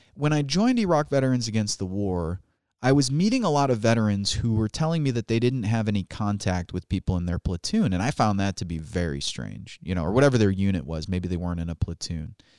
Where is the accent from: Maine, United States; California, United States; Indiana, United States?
Indiana, United States; Chesterton; also born or lived in Chicago, Illinois; I moved from Illinois, from Chicago, Illinois to Chesterton, Indiana.